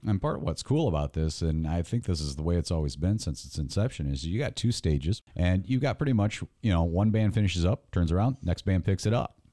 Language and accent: English; Mason, Michigan, United States; Mason, Michigan, my hometown